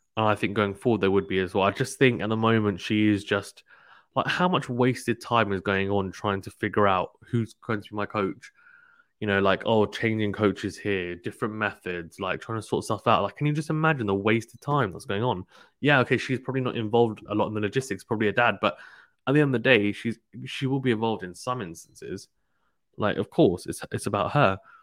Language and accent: English; United Kingdom; as a Brit